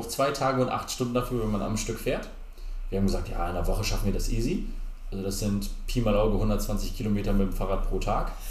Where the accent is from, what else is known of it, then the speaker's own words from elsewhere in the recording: Lingen, Lower Saxony, Germany; born there; ein Dorf weiter geboren in Lingen, in ja. Ems.